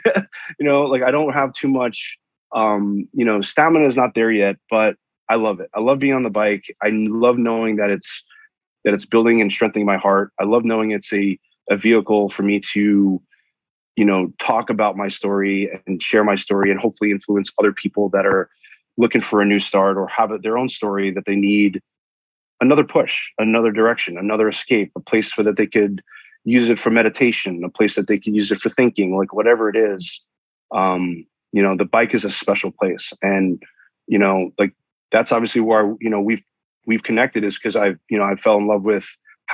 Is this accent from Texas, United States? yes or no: no; New York, United States; now in San Diego, United States; I'm a New Yorker